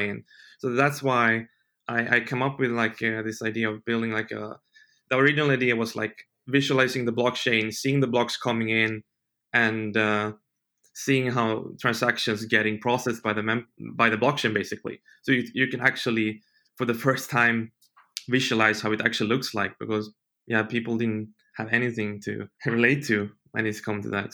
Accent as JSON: {"language": "English", "country": "Sweden", "tie": "born or raised there", "moved": "as an adult", "said": "I grew up in Sweden"}